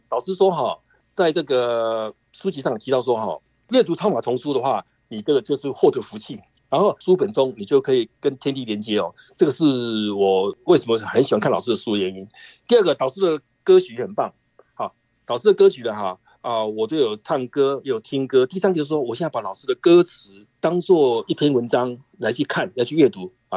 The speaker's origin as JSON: {"language": "Chinese", "area": "Sanxia", "region": "New Taipei", "country": "Taiwan", "said": "我是来自台湾台北三峡的"}